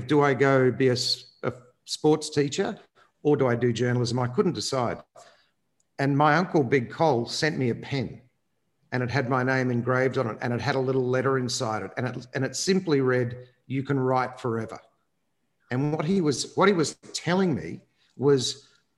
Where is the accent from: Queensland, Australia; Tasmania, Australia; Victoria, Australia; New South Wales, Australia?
Queensland, Australia; Brisbane; I come from Queensland. I grew up next to the Enoggera Army Barracks.